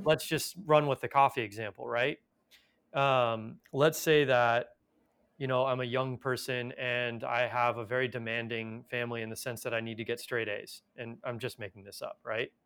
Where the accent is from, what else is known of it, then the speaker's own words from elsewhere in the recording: Los Angeles, California, United States; I was born in Los Angeles